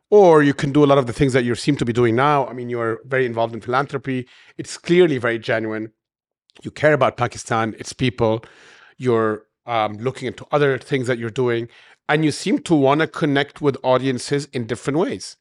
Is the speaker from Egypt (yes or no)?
yes; Cairo, Cairo Governorate, Egypt; moved away as an adult; also born or lived in United States / Europe; I'm born and raised in Cairo, but I have many years abroad in the West and U S and Europe